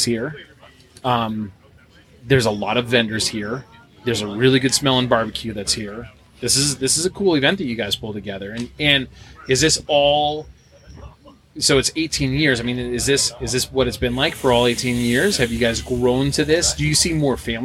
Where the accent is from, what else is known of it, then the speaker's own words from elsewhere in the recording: New Hampshire, United States; I'm from New Hampshire. I got to drive down here